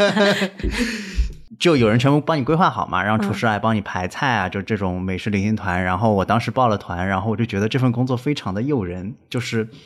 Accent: Suzhou, Jiangsu, China; also born or lived in Beijing / Shanghai; 我跟田勇老师现在在苏州嘛，我是苏州人，然后正好我从北京想换个环境到上海来工作

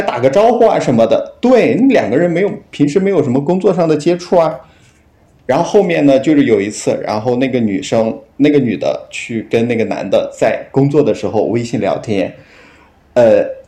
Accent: Henan, China; now in Guangzhou, China; 然后我老家是河南的

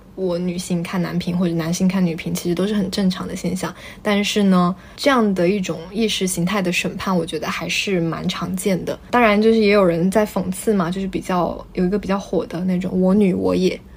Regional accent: China; 作为中国人

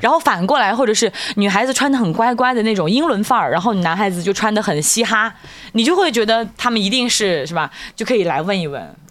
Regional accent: Hunan, China; accent: Hunanese; 按照我们湖南话讲

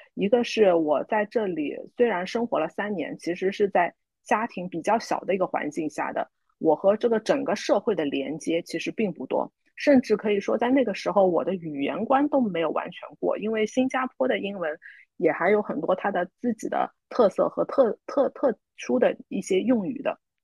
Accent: Shanghai, China; moved away as an adult; now in Singapore; 我很多上海，呃，土生土长的人来说，其实离开上海，有时候是不在我们自己本身的计划之内的

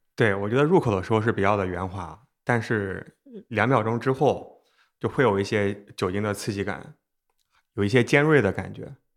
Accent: Xuzhou, Jiangsu, China; 我是徐州人，和山东就很近，而且我小时候爷爷奶奶家也有枣树

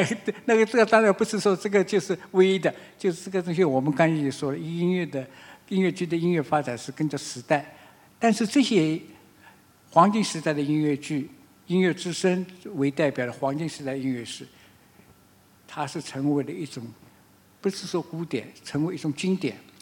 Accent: China; 和我们中国人是很不一样的

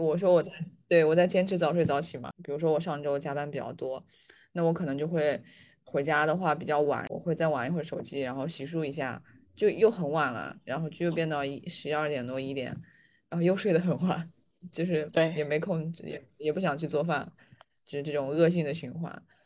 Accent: northern China, China; 因为我是北方人嘛，北方人

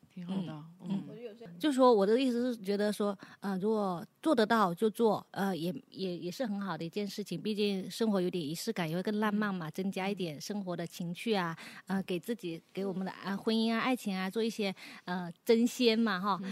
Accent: Guangdong, China; 因为我上了年纪吧，我或者说我们是广东的女孩子，潮汕女孩子

